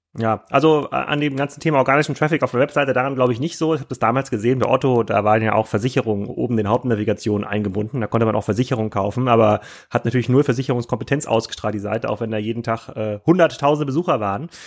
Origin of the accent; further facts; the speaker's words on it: Kiel, Schleswig-Holstein, Germany; für mich als Kieler